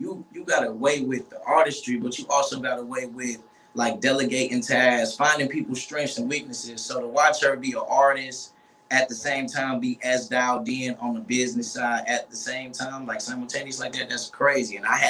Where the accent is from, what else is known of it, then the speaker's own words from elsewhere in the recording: Detroit, Michigan, United States; I'm from Detroit, west side of Detroit, and I have been trying to pursue music in the city for a while, since I was like 13